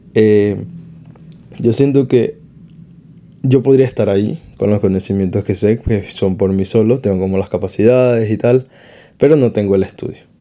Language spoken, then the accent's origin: Spanish; Venezuela; now in Spain; mis padres están en Venezuela